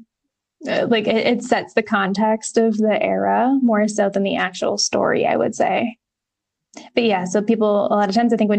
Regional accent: upstate New York, United States; upstate New York, not far from where I actually grew up

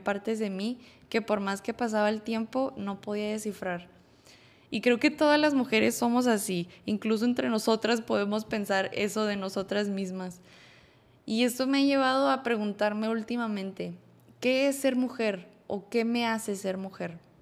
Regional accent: Monterrey, Nuevo León, Mexico; soy de Monterrey, Nuevo León.

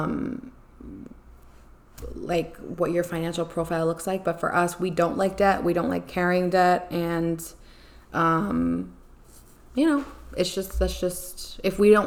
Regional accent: Long Island, New York, United States; moved away; I miss Long Island. I miss my hometown.

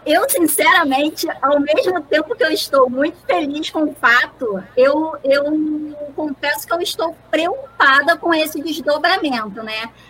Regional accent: Rio de Janeiro, Brazil; nós que somos do Rio de Janeiro

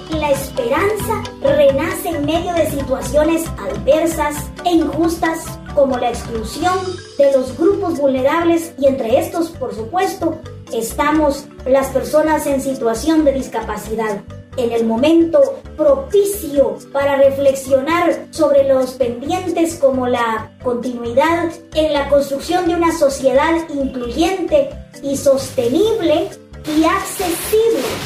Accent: Guatemala; aunque sabemos que nosotros como guatemaltecos esa parte nos cuesta muchísimo porque nos, nos, no, nos gusta ese contacto, ese, ese abrazo, ese contacto, ese calorcito humano.

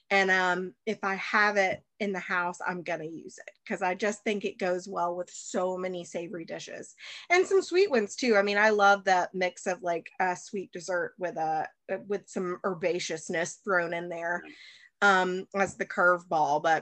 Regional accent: the South, United States; Um, I again from because I'm from the South. Have you ever had Duke's mayonnaise?

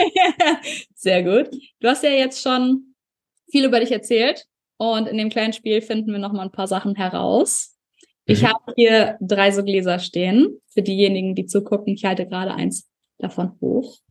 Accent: Germany; also born or lived in New Zealand; hier bei uns in Deutschland

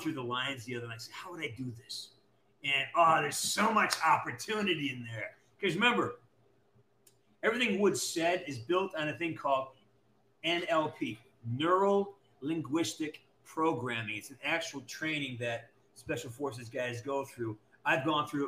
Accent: Western Massachusetts, United States; I'm from Western Massachusetts where the leaves change

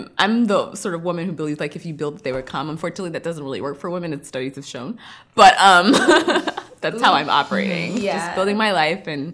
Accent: Houston, Texas, United States; also born or lived in Nigeria / Boston; now in New York, United States; I was born there, but I grew up in Houston. I call Houston home.

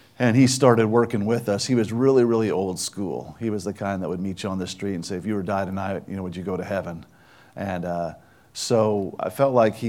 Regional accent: Chicago, Illinois, United States; now in Louisville, United States; I grew up in Chicago

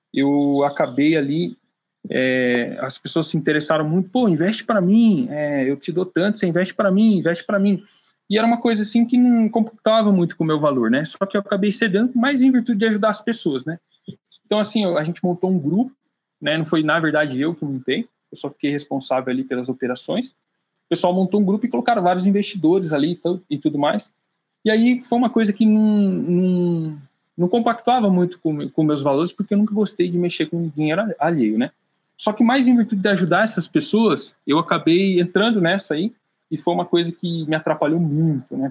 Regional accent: Piedade, São Paulo, Brazil; moved away; Eu nasci no interior de São Paulo, Piedade, é onde eu estou aqui agora de férias um pouquinho, né, passando tempo com a minha família, respirando um pouquinho do ar da minha terra.

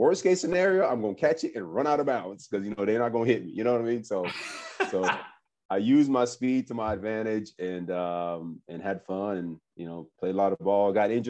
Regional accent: Florida, United States; I grew up in Florida now.

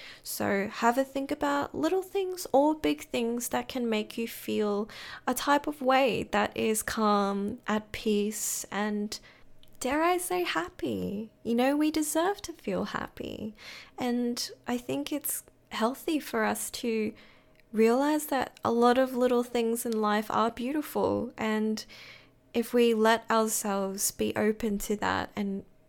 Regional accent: Brisbane, Queensland, Australia; now in Melbourne, Australia; So I moved from Brisbane to Melbourne, and of course the weather was something that I really had to get used to.

